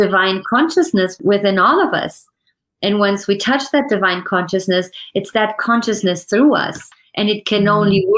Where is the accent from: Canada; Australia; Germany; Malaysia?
Germany; also born or lived in France; now in United States; I was born in Germany.